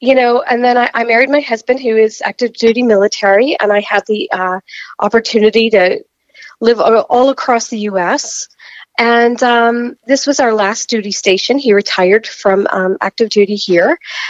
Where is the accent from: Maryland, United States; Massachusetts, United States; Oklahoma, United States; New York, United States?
New York, United States; No, I'm from New York, New Jersey area.